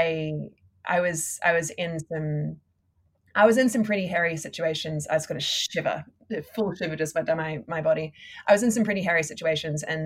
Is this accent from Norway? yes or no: no; Australia; now in New York City, United States; being an Australian living in America